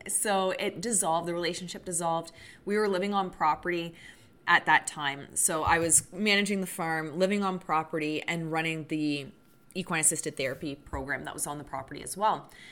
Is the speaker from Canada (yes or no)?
yes; Canada; I'm Canadian